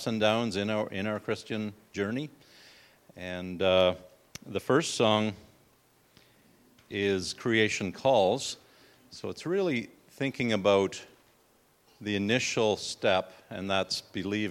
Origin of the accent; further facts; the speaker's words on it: Florradale, Ontario, Canada; we are from Canada, Floridale, Ontario